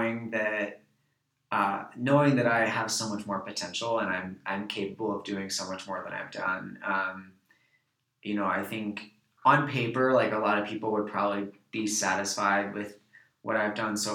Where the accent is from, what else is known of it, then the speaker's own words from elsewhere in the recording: New York, United States; I'm from New York